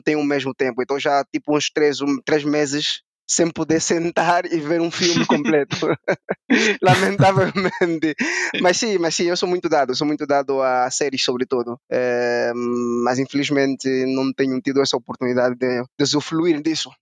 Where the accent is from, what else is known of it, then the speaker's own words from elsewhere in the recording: Angola; moved away as an adult; now in Portugal; nós somos angolanos